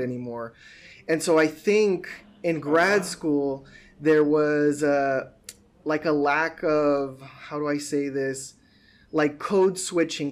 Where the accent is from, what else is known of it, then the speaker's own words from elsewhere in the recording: Sunland Park, New Mexico, United States; moved away as an adult; also born or lived in El Paso, Texas / Boston; I was born in El Paso, but Sunland Park is where I grew up, which is technically in New Mexico, but it's like 15 minutes away from El Paso